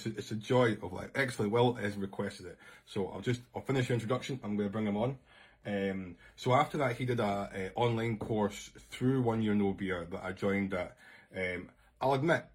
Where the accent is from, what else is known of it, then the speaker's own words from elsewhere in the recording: Scotland, United Kingdom; I'm Scottish